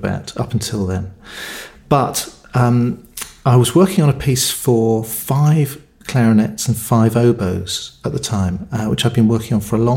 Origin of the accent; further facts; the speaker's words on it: Cornwall, South West England, United Kingdom; I was born in Cornwall, in the UK. I now live in Cornwall